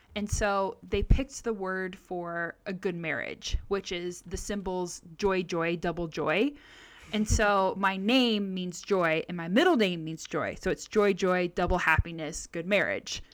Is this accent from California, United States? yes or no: yes; Southern California, United States; I grew up in Southern California